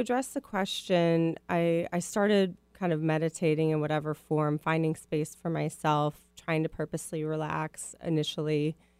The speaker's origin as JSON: {"language": "English", "region": "Midwest", "country": "United States", "accent": "Midwest", "said": "So my Midwest accent will probably come out, just as a heads up."}